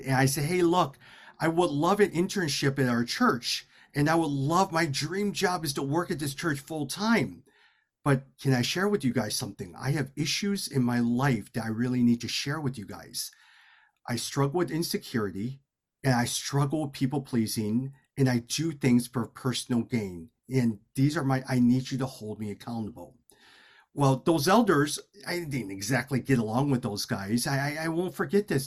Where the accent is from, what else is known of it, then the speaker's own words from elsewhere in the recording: Chicago, Illinois, United States; My parents immigrated to Chicago in 1972. I was born in 1977. We grew up in the Chinatown area, but also in the area of Bridgeport